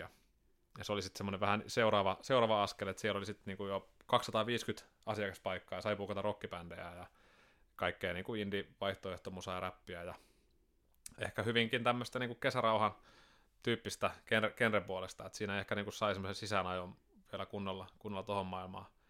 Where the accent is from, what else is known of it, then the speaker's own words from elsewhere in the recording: Sastamala, Pirkanmaa, Finland; also born or lived in Seinäjoki, Finland; now in Turku, Finland; muutettiin sieltä tuonne Sastamalaan, kun mä olin seitsemän